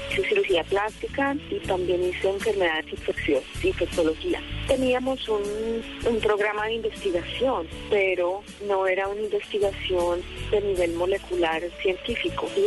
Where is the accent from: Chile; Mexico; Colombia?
Colombia; Palmira, Valle del Cauca; mi posición es delantera y soy de Palmira Valle.